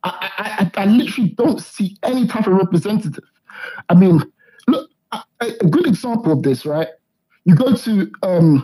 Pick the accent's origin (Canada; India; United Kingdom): United Kingdom; Croydon, London; I'm from Croydon